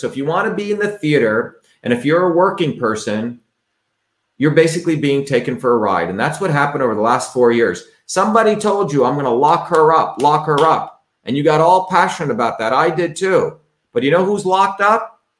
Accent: India; also born or lived in New Jersey; now in United States; growing up in India, when I realized that I grew up in a caste system, that we were treated differently because of where we were born in, came to the United States, grew up in the working class towns of New Jersey.

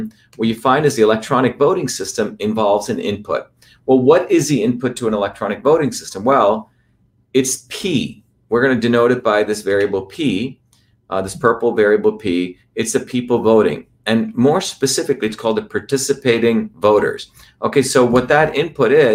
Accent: New Jersey, United States; New Jersey, my home state where I grew up

